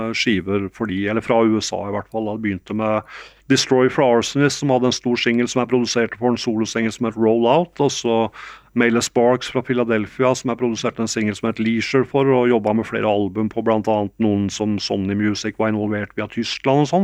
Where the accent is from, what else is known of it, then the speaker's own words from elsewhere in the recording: Geilo, Buskerud, Norway; moved away as an adult; also born or lived in New York, United States; jeg hadde, hadde vokst opp i Geilo